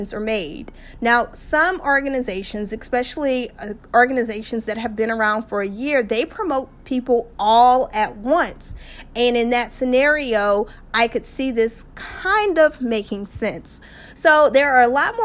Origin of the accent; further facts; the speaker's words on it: just outside of New Orleans, Louisiana, United States; I'm from Louisiana, just outside of New Orleans